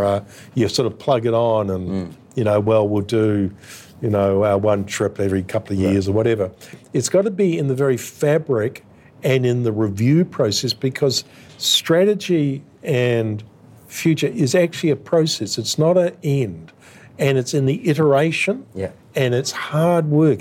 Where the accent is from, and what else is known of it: Australia